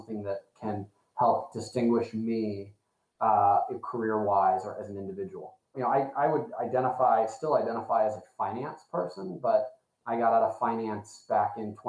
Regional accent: Fort Wayne, Indiana, United States; I grew up in Indiana, a smaller town of Fort Wayne, Indiana. And there was nothing like that.

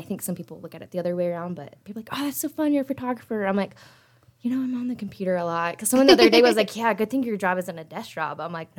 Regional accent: Muncie, Indiana, United States; moved away as an adult; now in Indianapolis, United States; I am a local photographer here in Indianapolis. I'm originally from Muncie. I went to Ball State.

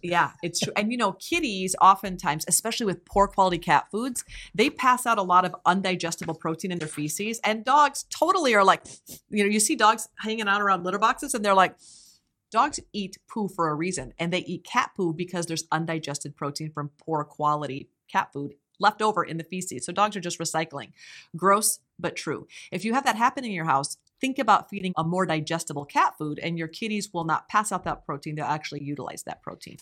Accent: Iowa, United States; growing up in Iowa, which I did

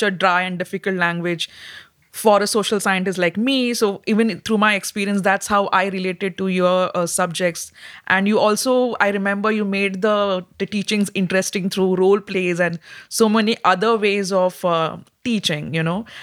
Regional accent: India; as an Indian

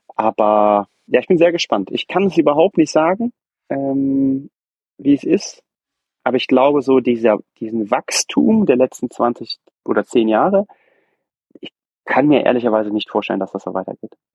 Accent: Brühl, North Rhine-Westphalia, Germany; ich komme ja aus dem Brühl, aus der Nähe von Köln

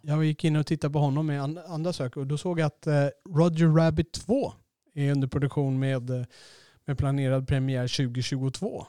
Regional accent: Sweden; vår stereotyp som svenskar

